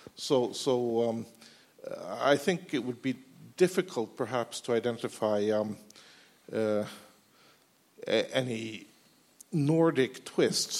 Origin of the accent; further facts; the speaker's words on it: Norway; I come from Norway.